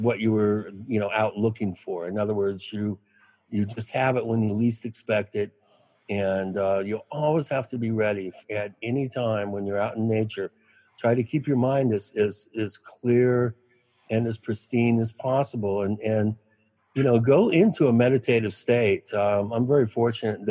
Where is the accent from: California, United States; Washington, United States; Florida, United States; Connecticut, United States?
Washington, United States; Kent; moved away as an adult; also born or lived in New York; I grew up in Washington State. I grew up within 40 miles of Mount Rainier, Kent, Washington, sort of the Kent Maple Valley area, Black Diamond